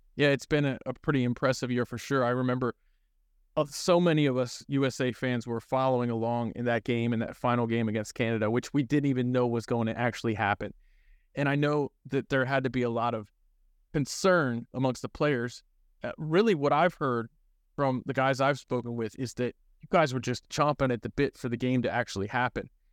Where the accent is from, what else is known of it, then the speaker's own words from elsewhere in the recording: College Park, Maryland, United States; I grew up in the College Park area